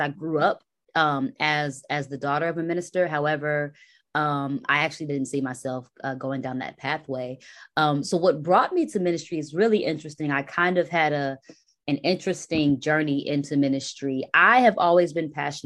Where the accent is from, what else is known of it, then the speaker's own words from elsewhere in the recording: Dallas, Texas, United States; moved away as an adult; also born or lived in Queens, New York / Hampton, Virginia / New York City; now in Brooklyn, United States; I spent my adolescence in the South. My family moved to Texas when I was very young. So shout out to Dallas. That's where I'm from